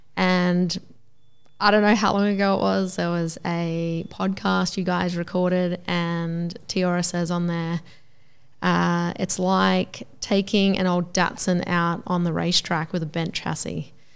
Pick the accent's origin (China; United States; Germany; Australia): Australia; Gympie, Queensland; also born or lived in Toowoomba; I grew up in Gympie and then we moved away to Toowoomba for twelve years.